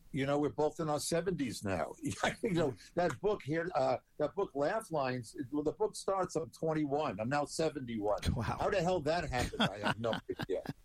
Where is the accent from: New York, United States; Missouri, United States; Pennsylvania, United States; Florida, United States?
New York, United States; Long Island; I'm a Jew from Long Island